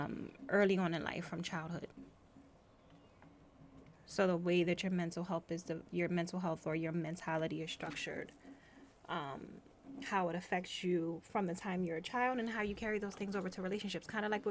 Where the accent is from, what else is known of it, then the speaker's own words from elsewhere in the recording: United States; I'm an American woman.